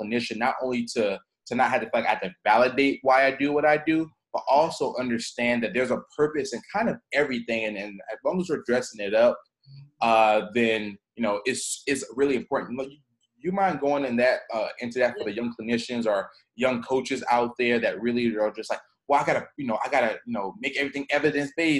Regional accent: Southeast, United States; I'm kind of from the Southeast

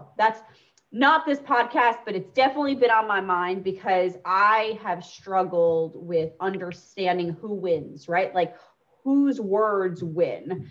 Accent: United States; moved away; I grew up 30 minutes outside of Yankee Stadium

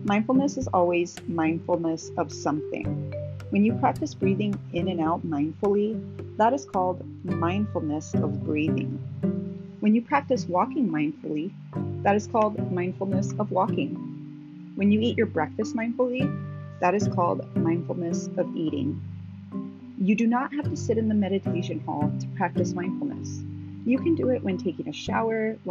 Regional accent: Las Cruces, New Mexico, United States; now in Phoenix, United States; I grew up in Las Cruces, New Mexico, a city with a much smaller population, but with a similar reputation

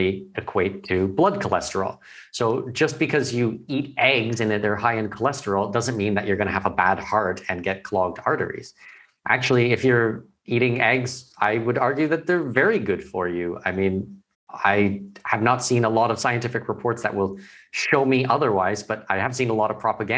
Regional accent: Canada; moved away as an adult

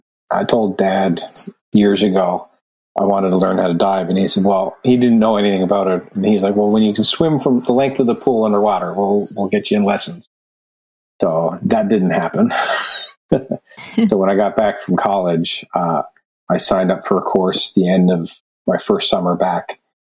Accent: Lower Sackville, Nova Scotia, Canada; Well, I grew up mainly in Lower Sackville, Nova Scotia, but my father's in shipbuilding, so we traveled a lot. Wherever the boat, once the boat floated, we moved to the next shipyard. I've been all over Canada.

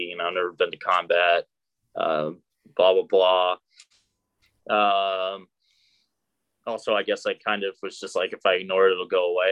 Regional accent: Arkansas, United States; born there; so I was born in Arkansas. Uh, my dad is career Army. He's still actually serving. So I grew up all over the world.

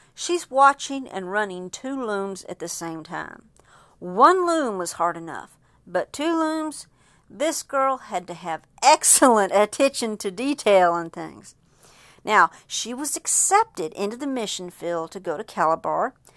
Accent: Texas, United States; I am from Texas.

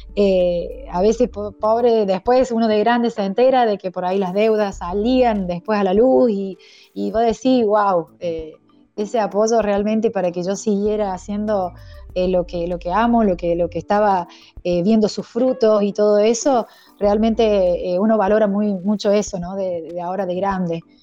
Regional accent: Argentina; soy la primera argentina

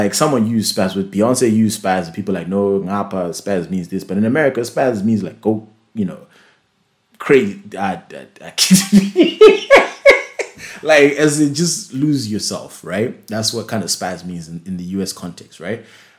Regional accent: United Kingdom; you know, I'm a British.

